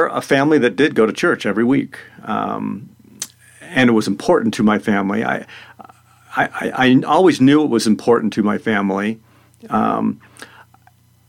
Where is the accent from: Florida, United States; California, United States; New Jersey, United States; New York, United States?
Florida, United States; also born or lived in Madison, Indiana / Alabama / Louisville, Kentucky / Pennsylvania; now in Salida, United States; I grew up in Florida